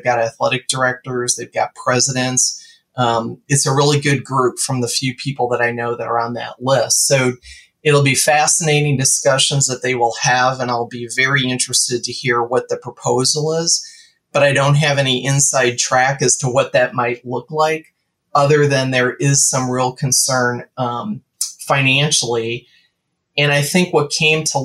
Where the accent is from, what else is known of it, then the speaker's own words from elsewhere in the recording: Wisconsin, United States; I grew up in Wisconsin